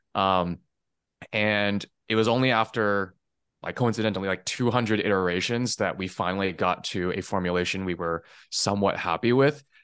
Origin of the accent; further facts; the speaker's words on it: Taiwan; moved away; also born or lived in California; I was born in California, um, but I spent most of my childhood actually out in Taiwan